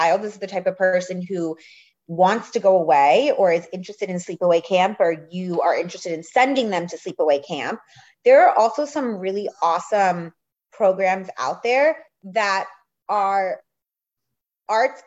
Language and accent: English; outside of New York City in the suburbs, United States; I grew up outside of New York City in the suburbs